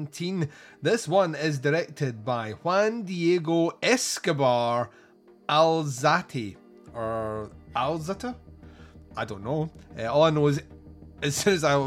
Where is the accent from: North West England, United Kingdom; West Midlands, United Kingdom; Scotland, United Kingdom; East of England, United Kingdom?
Scotland, United Kingdom; I'm Scottish